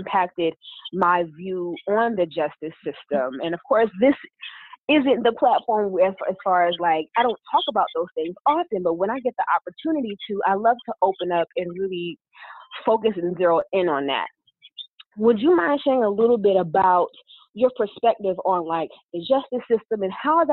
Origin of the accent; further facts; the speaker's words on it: Englewood, New Jersey, United States; also born or lived in North Carolina; now in Dallas, United States; I've moved from North Carolina, now I'm in Dallas, but I was born and raised in Englewood, New Jersey